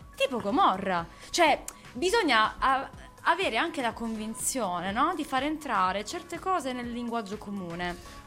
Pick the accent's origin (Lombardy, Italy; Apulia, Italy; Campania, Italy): Apulia, Italy; Bari; accent: Barese; noi non, non cantiamo in dialetto barese